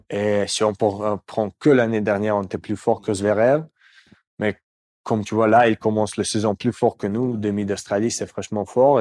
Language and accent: French; Moscow, Russia; French is a second language; moved away; Je viens de Moscou